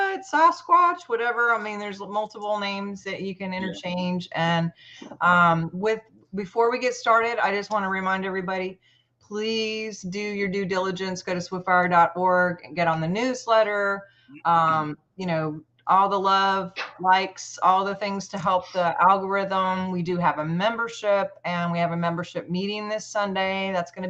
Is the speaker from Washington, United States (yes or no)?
yes; Tacoma, Washington, United States; Growing up in Tacoma, Washington, by Mount Rainier